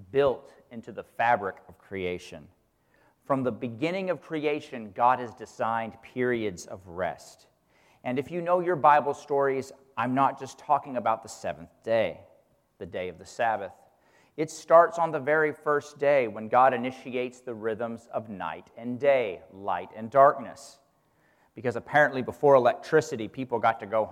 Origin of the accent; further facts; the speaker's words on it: Kansas, United States; when I was a kid growing up in Kansas